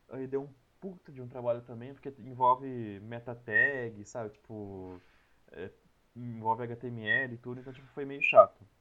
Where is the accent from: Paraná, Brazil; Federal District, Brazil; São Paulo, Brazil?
São Paulo, Brazil; Piracicaba; also born or lived in Saltinho / Bauru; eu nasci em Piracicaba, uhum. daí depois eu mudei para uma cidade que é do lado dela, uma cidade bem pequena, chama Saltinho